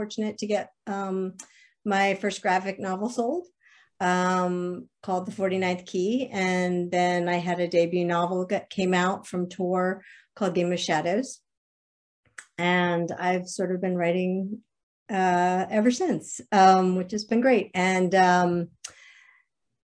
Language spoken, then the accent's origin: English; Alexandria, Virginia, United States; moved away as an adult; also born or lived in Nashville, Tennessee; I grew up in Alexandria, Virginia, spent a lot of time in Massachusetts